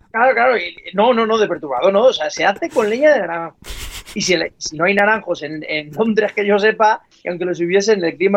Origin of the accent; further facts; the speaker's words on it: Alzira, Valencian Community, Spain; mi pueblo, de Alcira, en Valencia